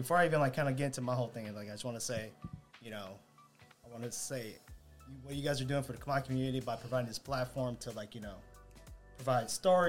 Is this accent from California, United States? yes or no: yes; Long Beach, California, United States; born and raised in Cambodia Town, Long Beach, Eastside, you know, specifically on Alameda since 17.